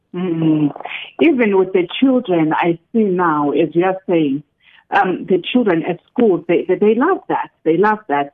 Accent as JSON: {"language": "English", "country": "South Africa"}